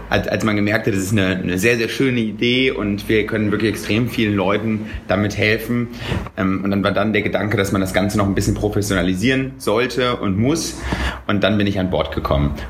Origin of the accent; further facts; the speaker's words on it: Cologne, North Rhine-Westphalia, Germany; Ich bin ähm, ursprünglich aus Köln.